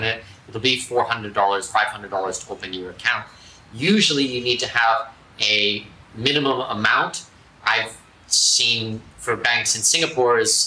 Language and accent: English; Canada; I'm Canadian